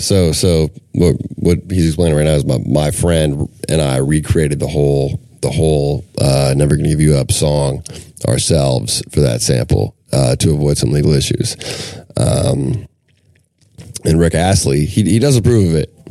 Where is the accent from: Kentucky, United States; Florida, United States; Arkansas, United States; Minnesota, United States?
Minnesota, United States; I'm from Minnesota